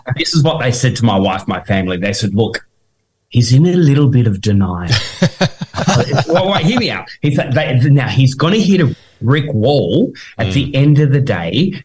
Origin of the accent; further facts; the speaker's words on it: Tasmania, Australia; we're from Tasmania